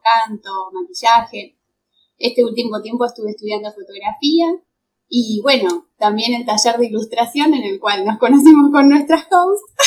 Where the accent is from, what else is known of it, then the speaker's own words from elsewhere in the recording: Buenos Aires Province, Argentina; soy de Buenos Aires, del conurbano más precisamente, ah. eh, Argentina